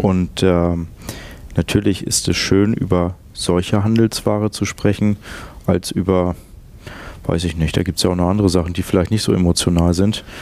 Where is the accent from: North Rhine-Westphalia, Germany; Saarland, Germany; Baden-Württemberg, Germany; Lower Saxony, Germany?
Lower Saxony, Germany; Lüneburg; moved away as an adult; also born or lived in Hamburg; ich bin in der Hansestadt Lüneburg aufgewachsen und auch geboren. Ähm, und dort habe ich die ersten 23 Jahre meines Lebens verbracht